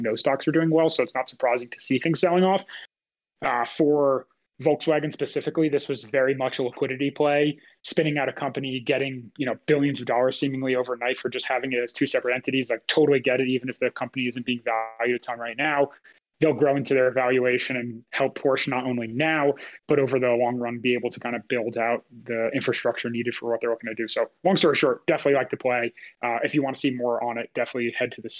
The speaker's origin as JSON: {"language": "English", "country": "United States", "said": "as an American"}